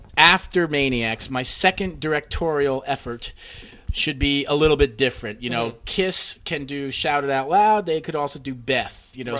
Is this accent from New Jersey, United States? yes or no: yes; New Jersey, United States; We're from Jersey, so it's just like, you know, just be who the fuck you want to be, you know?